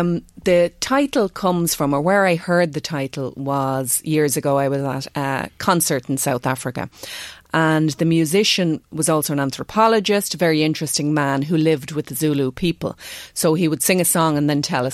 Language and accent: English; Ireland; being Irish